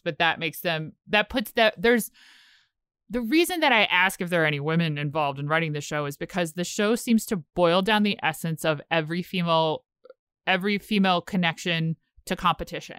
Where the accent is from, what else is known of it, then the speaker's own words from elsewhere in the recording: Richmond, Virginia, United States; moved away; I'm from Richmond, Virginia